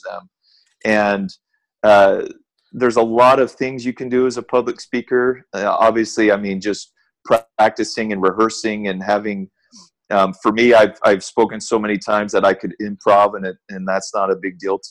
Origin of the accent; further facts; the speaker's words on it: Southern California, United States; I grew up in Southern California.